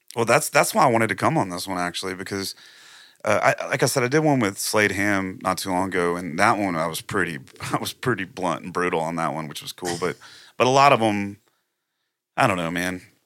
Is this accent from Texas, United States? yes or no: yes; Plum Grove, Texas, United States; also born or lived in Splendora, Texas; I actually grew up in, uh, Plum Grove, Texas